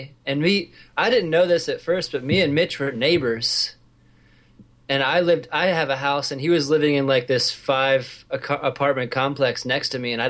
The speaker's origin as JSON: {"language": "English", "town": "Lawrence", "region": "Kansas", "country": "United States", "tie": "born or raised there", "said": "I moved here when I was 7, so I'm basically from Lawrence."}